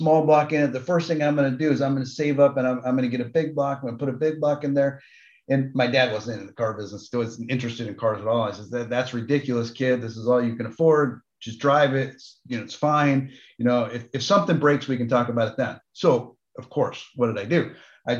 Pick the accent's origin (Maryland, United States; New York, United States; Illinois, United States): New York, United States; I didn't grow up in Detroit. I grew up in New York